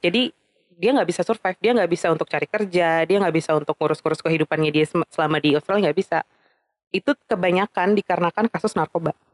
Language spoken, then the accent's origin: Indonesian; Indonesia; gue dari Indonesia juga